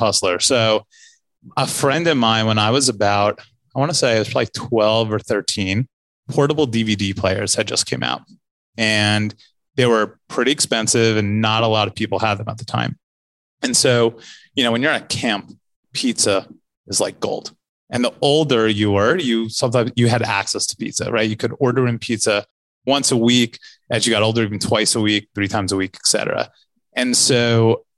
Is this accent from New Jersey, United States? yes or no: yes; Livingston, New Jersey, United States; also born or lived in San Francisco; now in New York, United States; I'm from New Jersey